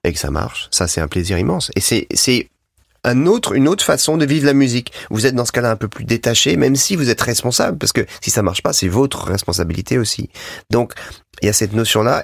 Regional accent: Savoie, Auvergne-Rhône-Alpes, France; on vient tous les deux de la Savoie

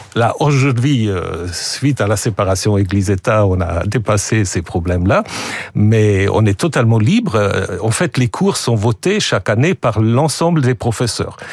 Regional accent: Switzerland; also born or lived in Germany; now in France; je suis suisse, euh, je suis double nationalité, suisse et allemand

